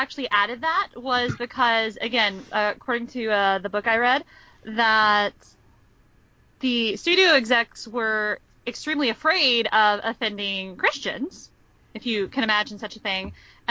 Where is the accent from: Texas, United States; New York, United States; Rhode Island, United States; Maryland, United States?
Texas, United States; I'm from Texas